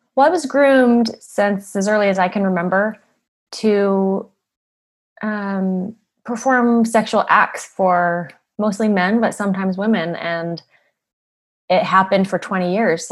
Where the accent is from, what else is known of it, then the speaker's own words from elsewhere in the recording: Utah, United States; I grew up in Utah in a beautiful neighborhood, very wealthy area.